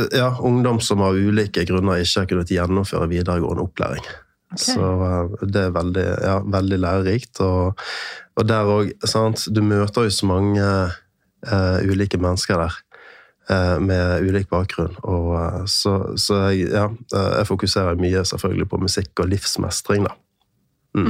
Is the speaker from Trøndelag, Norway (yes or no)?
no; Bergen, Vestland, Norway; also born or lived in Sunnmøre; now in Eastern Norway, Norway; jeg er fra Bergen. Uh, født og oppvokst halvveis der, og så flyttet vi med familien til Sunnmøre